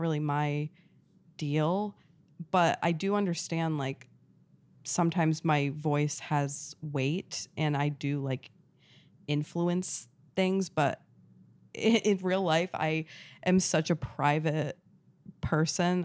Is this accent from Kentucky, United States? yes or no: no; Rhode Island, United States; moved away; I grew up in New England, like, a really rural town in New England, Rhode